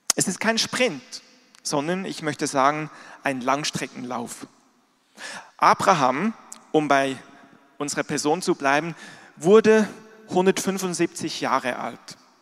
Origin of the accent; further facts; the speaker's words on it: Switzerland; moved away; ich bin in der Schweiz groß geworden, da gibt es auch Berge. Ich bin aber nicht in den Bergen groß geworden, ich bin im Flachland groß geworden